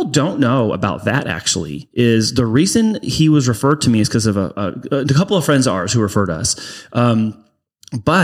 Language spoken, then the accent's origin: English; Bonita, California, United States; I am from San Diego. Born and raised, originally from Bonita